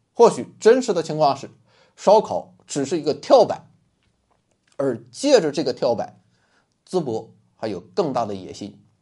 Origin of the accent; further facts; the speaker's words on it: Rizhao, Shandong, China; 我也是一个山东人，那是正宗的山东日照人